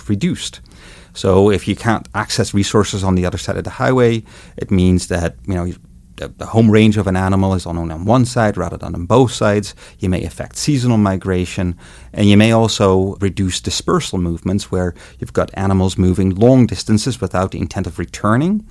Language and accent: English; Netherlands; moved away as an adult; now in Montana, United States; I was born and grew up in the Netherlands